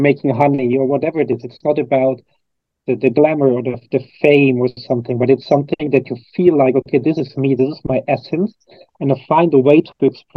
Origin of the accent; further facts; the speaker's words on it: Cologne, North Rhine-Westphalia, Germany; I'm originally from Germany. I'm from Cologne, Germany, which is the third biggest city in Germany. And I grew up in a very standard kind of family